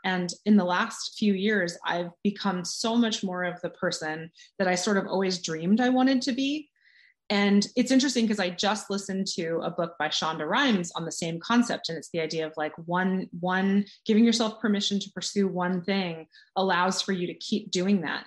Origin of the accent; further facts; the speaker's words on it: California, United States; now in Boston, United States; I'm from California